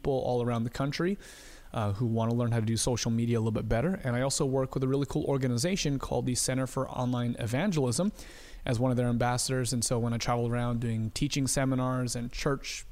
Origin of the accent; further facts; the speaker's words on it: Southern California, United States; now in Portland, United States; originally born and raised in Southern California. Right now, I live with my wife and my dog in the Pacific Northwest near Portland, Oregon.